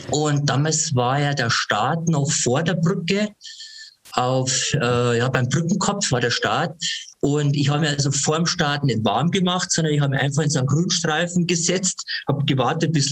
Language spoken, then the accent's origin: German; Ingolstadt, Bavaria, Germany; born there; Ich bin 57 Jahre alt, bin gebürtiger Ingolstädter, habe eigentlich schon immer Sport gemacht.